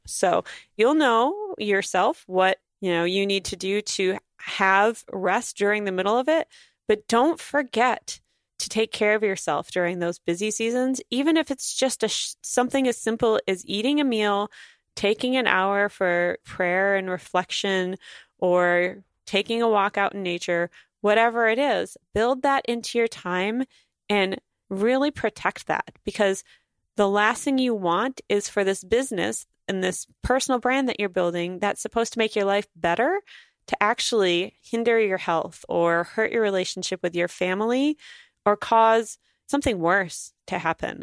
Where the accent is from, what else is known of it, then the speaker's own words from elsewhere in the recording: North Dakota, United States; moved away; I'm gonna spend four days in North Dakota where I grew up in July